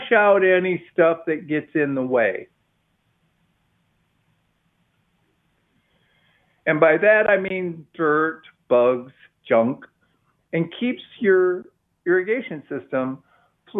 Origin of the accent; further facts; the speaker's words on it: Midwest, United States; now in Austin, United States; when I was a kid, I grew up in the Midwest